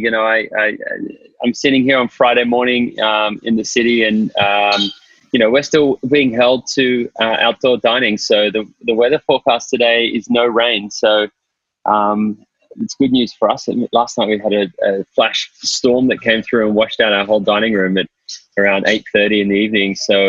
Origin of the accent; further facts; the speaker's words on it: Sydney, New South Wales, Australia; moved away as an adult; also born or lived in London, United Kingdom; now in New York, United States; Yeah, I'm from Sydney. I'm Australian, but I've been living in New York for the last 10 years.